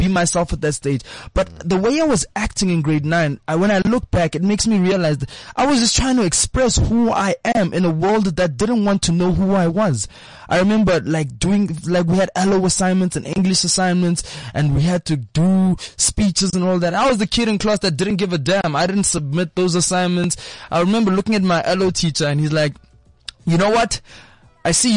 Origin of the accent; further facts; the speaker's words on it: Pretoria, Gauteng, South Africa; also born or lived in Eastern Cape; I moved from the Eastern Cape to Pretoria when I was around 5-6 years old